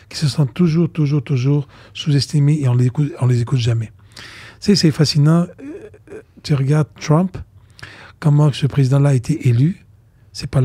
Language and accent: French; Côte d’Ivoire; also born or lived in Lebanon; moi je viens de la Côte d'Ivoire, d'Afrique et du Liban